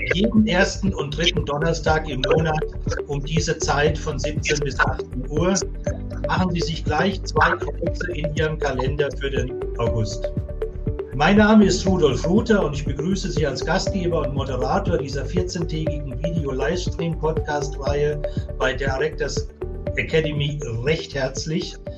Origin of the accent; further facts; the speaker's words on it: Swabia, Germany; aus dem Bereich, wo ich komme, im Schwäbischen